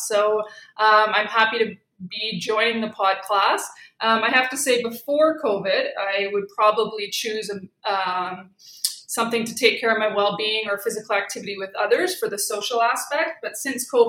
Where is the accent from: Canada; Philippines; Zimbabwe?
Canada; Saskatoon, Saskatchewan; moved away; also born or lived in Alberta; I'm from Saskatoon and did my undergraduate there as well as my master's